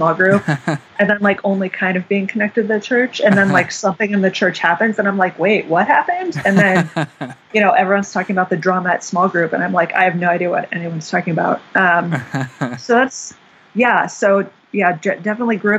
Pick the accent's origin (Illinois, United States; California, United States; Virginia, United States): Virginia, United States; Fairfax; moved away as an adult; also born or lived in Pennsylvania; now in Chicago, United States; I'm from Fairfax, Virginia, which is right outside of Washington, D.C., Northern Virginia. I grew up there